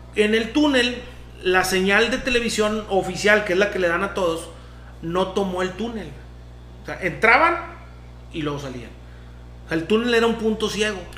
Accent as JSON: {"language": "Spanish", "country": "Mexico", "said": "nosotros como mexicanos"}